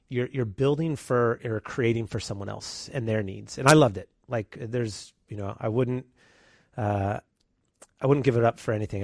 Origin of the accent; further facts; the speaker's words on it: San Leandro, California, United States; born and raised here in the Bay Area, grew up in San Leandro, um, went to San Leandro High School